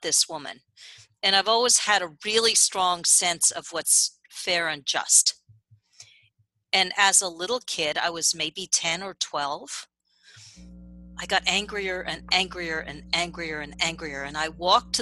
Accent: New York City, New York, United States; I grew up privileged. I grew up in Manhattan

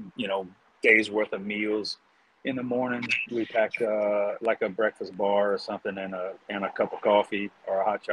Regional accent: South Louisiana, United States; also born or lived in Colorado; I'm from South Louisiana.

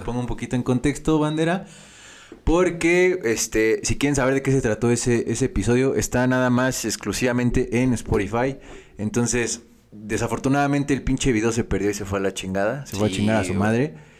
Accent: State of Mexico, Mexico; Nosotros somos del Estado de México

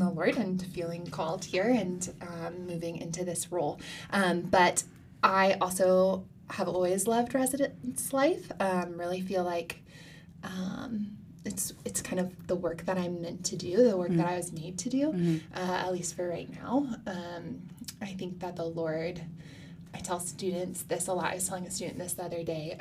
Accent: Raleigh, North Carolina, United States; moved away as an adult; also born or lived in Florida / California; now in South Carolina, United States; I'm originally from the Raleigh area, so I'm much closer to home

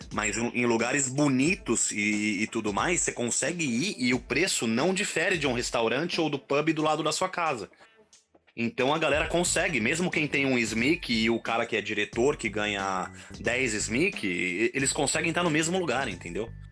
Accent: Brazil; moved away; eu falava que era brasileiro

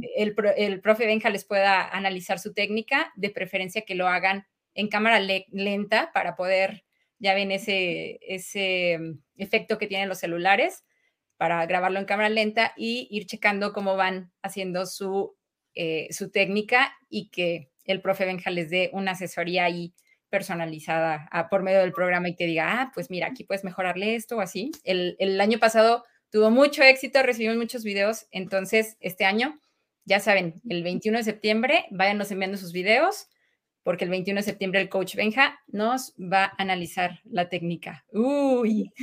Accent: Mexico; como buen mexicano

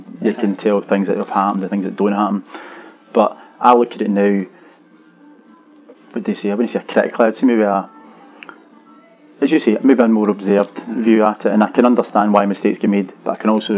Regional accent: west of Scotland, United Kingdom; growing up in Scotland and the west of Scotland

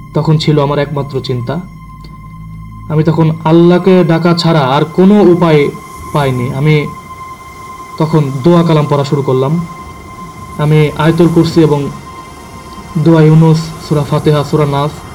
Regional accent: Mirpur, Khulna Division, Bangladesh; now in Dhaka, Bangladesh; আমি ঢাকাতে স্থানীয় না আমার গ্রামের বাসা হচ্ছে কুষ্টিয়া জেলাতে কুষ্টিয়া জেলার মিরপুর

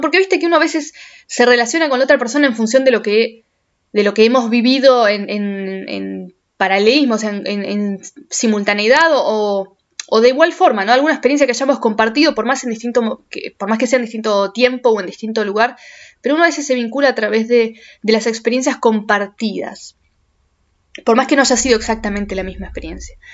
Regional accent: Argentina; moved away as an adult; los argentinos somos querendones, los argentinos somos, somos de aferrarnos a la gente

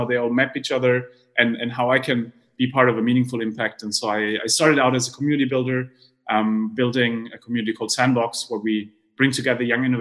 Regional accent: Heidelberg, Baden-Württemberg, Germany; I grew up in Heidelberg in Germany

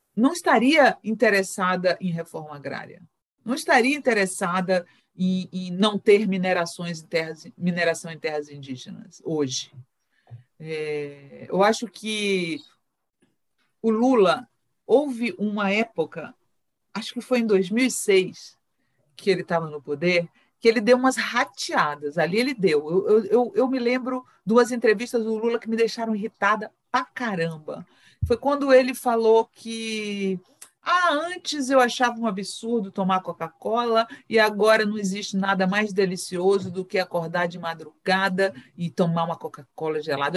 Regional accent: Bahia, Brazil; eu sou baiana

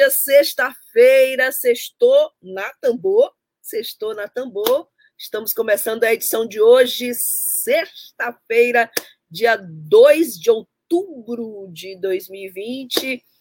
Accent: Cururupu, Maranhão, Brazil; eu sou de Cururupu.

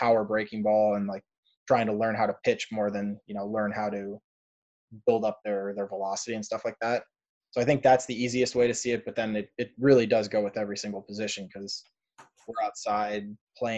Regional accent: Toronto, Ontario, Canada; moved away as an adult; now in United States; I'm from Toronto. I'm Canadian.

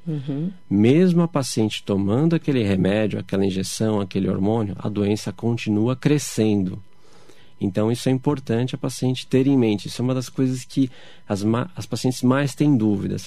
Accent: São Paulo, Brazil; eu ainda sou de São Paulo

